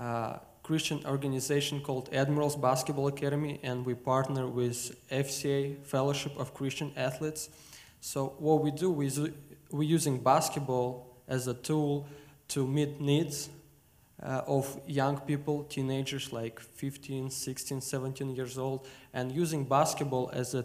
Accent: Moldova; I'm originally born and raised in Moldova, and Moldova shares border with Ukraine. So it's a tiny country of 4 million people.

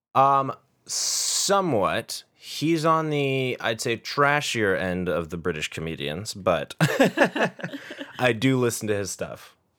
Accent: United States; as an American

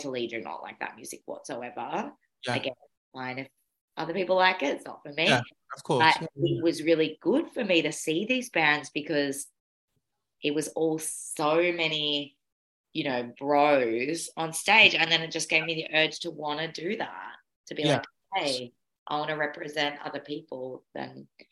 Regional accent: Mornington Peninsula, Melbourne, Victoria, Australia; moved away as an adult; now in Bergen, Norway; I grew up in in Melbourne, Australia. And I grew up in an area called the Mornington Peninsula

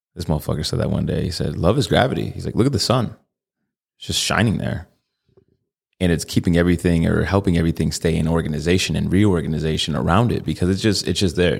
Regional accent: Connecticut, United States; now in Tucson, United States; I'm from Connecticut

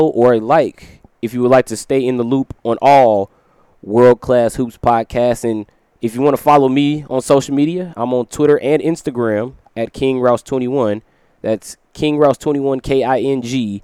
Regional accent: Chicago, Illinois, United States; coming to you from my hometown of Chicago, Illinois

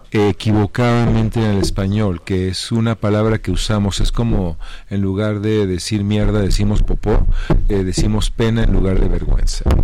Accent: Mexico; Sí, sí, somos mexicanos, sí.

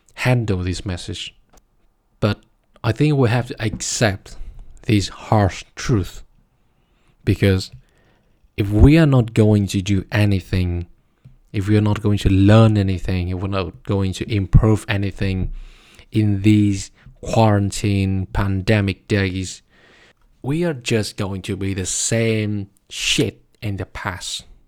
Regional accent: Vietnam; now in Berlin, Germany; my home country, Vietnam

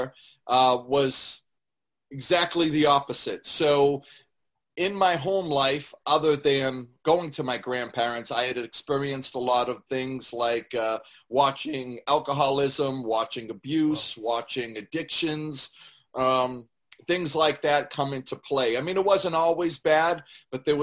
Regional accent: Lawrence, Massachusetts, United States; also born or lived in Methuen; I was born in Lawrence and raised between Lawrence and Methuen.

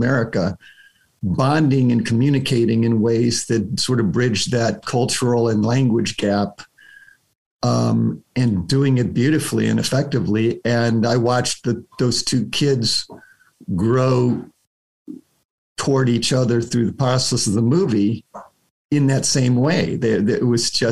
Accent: United States; as an American

